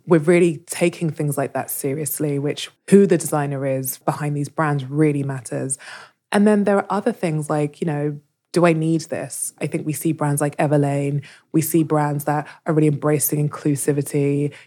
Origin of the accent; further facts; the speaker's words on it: London, United Kingdom; I was born in London